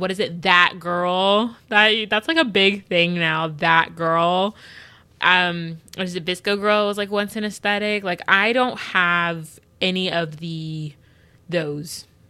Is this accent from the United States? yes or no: yes; United States; I like most about being an American is that I am privileged in the sense that it's not that bad for me